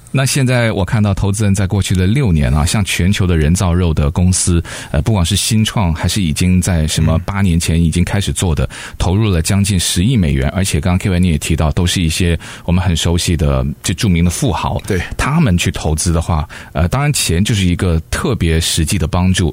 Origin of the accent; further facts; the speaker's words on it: United States; 我们美国人